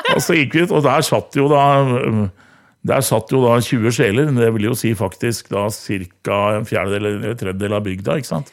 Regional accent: Hamar, Innlandet, Norway; moved away; så er jeg gammel korpsgutt fra Hamar

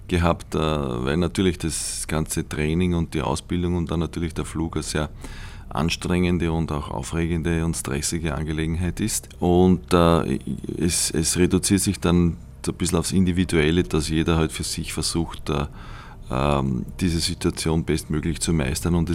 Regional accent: Austria; weil wir als Österreicher, äh, kleine Nation, mit Raumfahrt damals überhaupt nichts zu tun gehabt haben

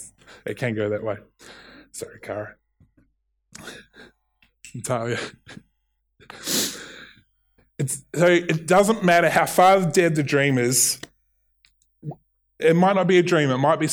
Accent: New Zealand; accent: Kiwi; There is, in my Kiwi accent, will and will.

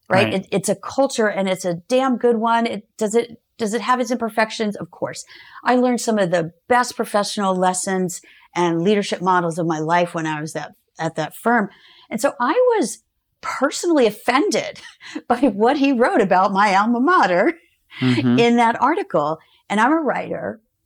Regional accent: Georgia, United States; also born or lived in Florida; I grew up in Georgia and Florida.

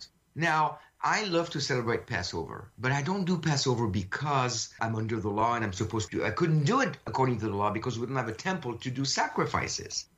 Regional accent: France; I was born in France of a Jewish family

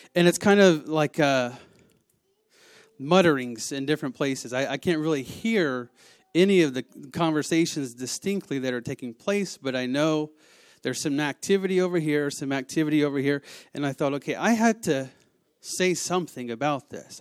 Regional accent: the South, United States; I am from the South

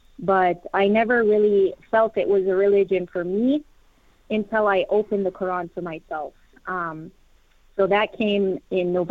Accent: United States; I am an American Muslim revert

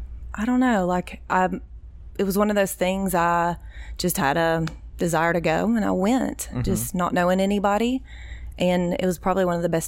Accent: Kingsport, Tennessee, United States; moved away as an adult; now in Knoxville, United States; I grew up in Kingsport. I lived there my entire life. And I graduated from Sullivan Central.

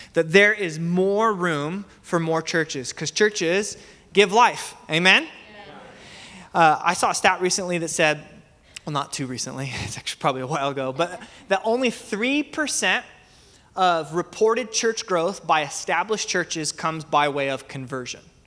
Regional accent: Medford, Oregon, United States; also born or lived in Salem, Oregon; So I grew up in Medford. I attended Joy Church Medford for most of my life, but I was born in Salem

